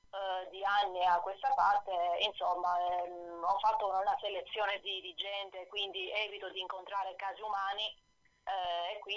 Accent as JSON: {"language": "Italian", "town": "Alcamo", "region": "Sicily", "country": "Italy", "tie": "born or raised there", "also_born_or_lived": "Ravenna", "lives_now": "Trapani, Italy"}